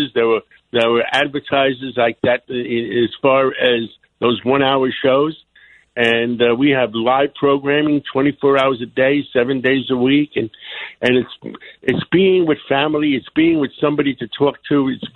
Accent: New York, United States; now in Miami, United States; I'm down in Miami, but I enjoy listening to New York radio because I'm a New Yorker

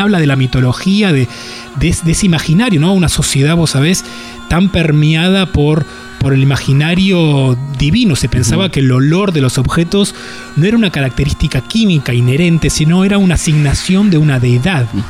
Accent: Buenos Aires, Argentina; yo crecí en Boedo en un tercer piso

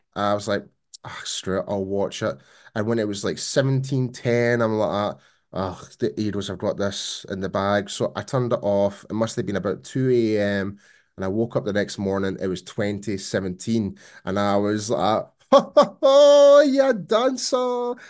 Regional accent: Scotland, United Kingdom; born or raised there

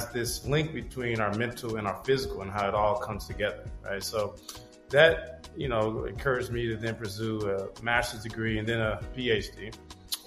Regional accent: Chicago, Illinois, United States; I'm originally from Chicago, Illinois.

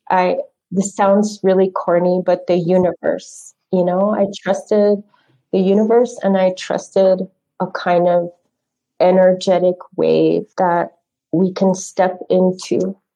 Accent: Phoenix, Arizona, United States; also born or lived in Four Corners; Uh, we moved a lot. Um, I grew up mostly in the Southwest in the Phoenix Valley and in the Four Corners area. So that's where I grew up.

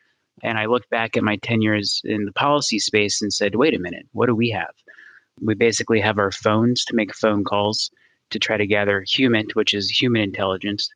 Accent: Gaithersburg, Maryland, United States; So I moved back to my hometown in Maryland, Gaithersburg in Montgomery County

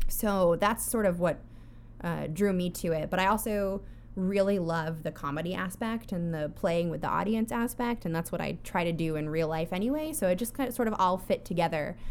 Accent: Connecticut, United States; I grew up in Connecticut

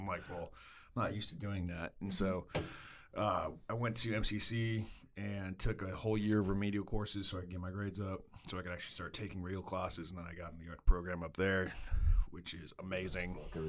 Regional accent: Las Vegas, Nevada, United States; moved away as an adult; now in Waco, United States; No, I am not a Waco native. I'm from Las Vegas, Nevada. I moved here due to college, essentially.

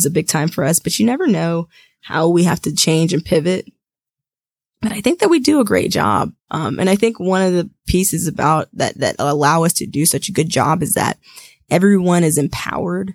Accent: Georgia, United States; I'm born and raised in Georgia, so I'm a Georgia girl, and I don't think I'll ever leave

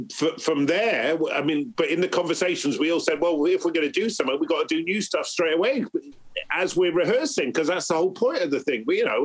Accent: Bristol, South West England, United Kingdom; You know, because I'm growing up in Bristol, like … and all that, they're like my mates.

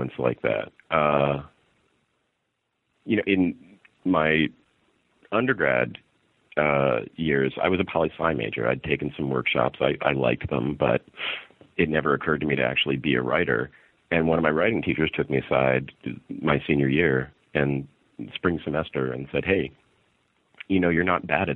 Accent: New York City, New York, United States; also born or lived in Westchester County, New York; I grew up in New York

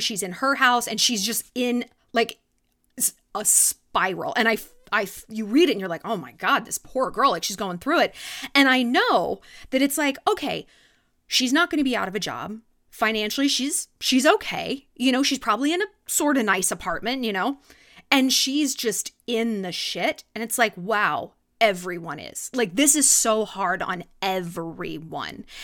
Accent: California, United States; now in New York, United States; growing up in California

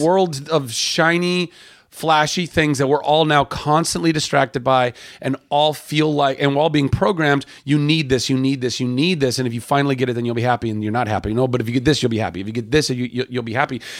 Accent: Southern California, United States; also born or lived in Lake Charles, Louisiana; I grew up in Southern California

